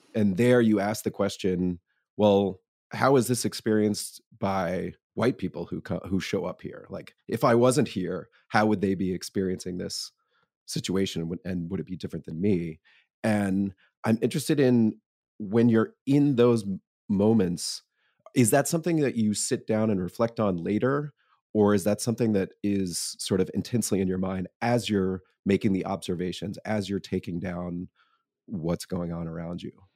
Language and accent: English; Atlanta, Georgia, United States; I grew up, uh, in Atlanta